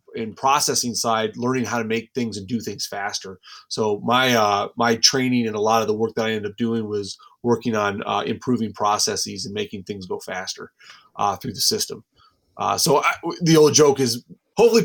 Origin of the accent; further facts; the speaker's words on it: Wisconsin, United States; I grew up in Wisconsin